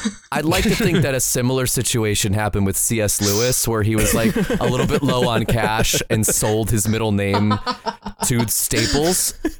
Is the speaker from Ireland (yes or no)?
yes; Ireland; as an Irishman